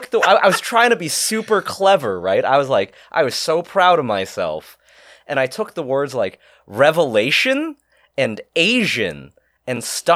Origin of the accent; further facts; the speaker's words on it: Shanghai, China; moved away; I was born in Shanghai.